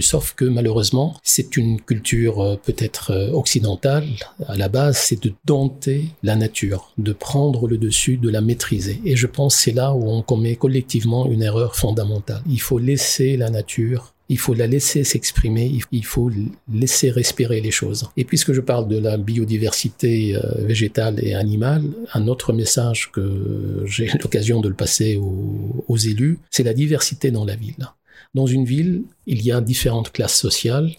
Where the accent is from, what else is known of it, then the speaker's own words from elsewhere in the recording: Lebanon; moved away as an adult; now in Strasbourg, France; on est euh, très francophone au Liban. Euh, j'ai appris le français euh, à côté de l'arabe euh, dès, la maternelle